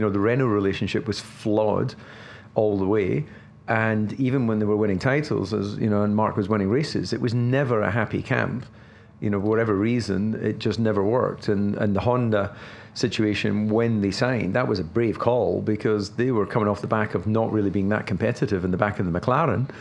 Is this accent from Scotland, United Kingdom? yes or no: yes; Scotland, United Kingdom; as a Scotsman